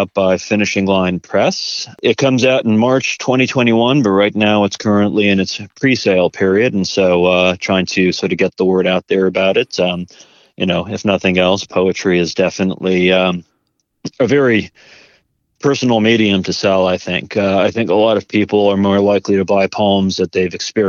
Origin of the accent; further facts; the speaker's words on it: New Hampshire, United States; I grew up in New Hampshire in the White Mountains